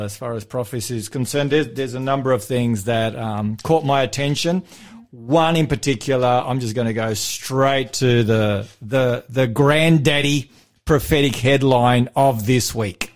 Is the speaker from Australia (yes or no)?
yes; Australia; I'm from Australia